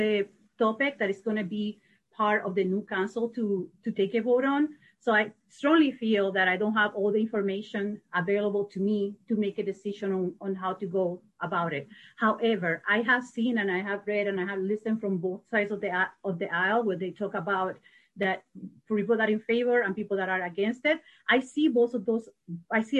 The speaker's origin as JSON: {"language": "English", "country": "Puerto Rico", "moved": "yes", "lives_now": "Madison, United States", "said": "I am from Puerto Rico. I've been in Madison for 30 years"}